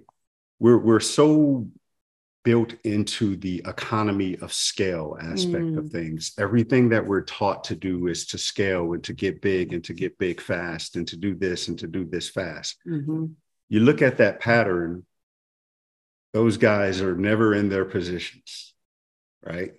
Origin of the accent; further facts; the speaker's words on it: New Orleans, Louisiana, United States; now in Atlanta, United States; I'm from New Orleans, mm-hmm. and I've been fortunate to have grown up in a city